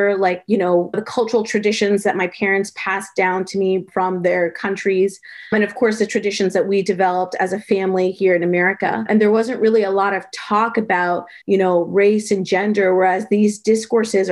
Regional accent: New York City, New York, United States; also born or lived in Miami, Florida; I'm from New York City

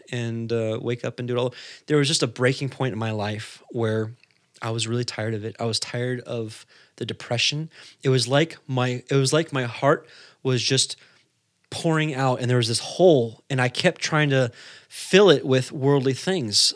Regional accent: California, United States; he moved out, uh, to California. That's where he met my mother, and, uh, I was born.

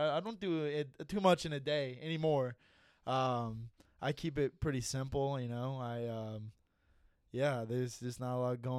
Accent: Dayton, Ohio, United States; I've been born and raised in Dayton my whole life.

